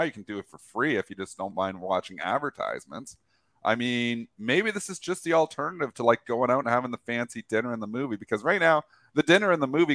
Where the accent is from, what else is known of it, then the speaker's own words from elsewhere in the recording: Canada; We're Canadian